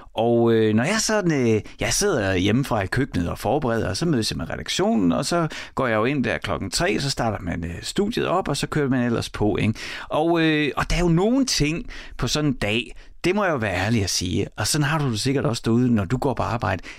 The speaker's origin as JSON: {"language": "Danish", "town": "Horsens", "region": "Central Denmark Region", "country": "Denmark", "tie": "born or raised there"}